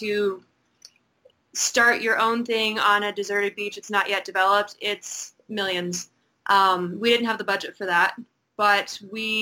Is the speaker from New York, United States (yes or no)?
no; Indiana, United States; now in US Virgin Islands; I'm originally from Indiana